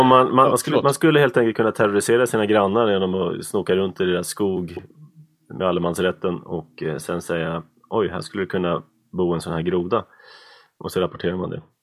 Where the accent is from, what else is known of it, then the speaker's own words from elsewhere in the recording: outside Uppsala, Uppsala County, Sweden; jag växte upp utanför Uppsala